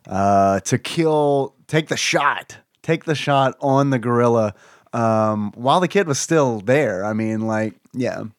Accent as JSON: {"language": "English", "country": "United States", "said": "as an American"}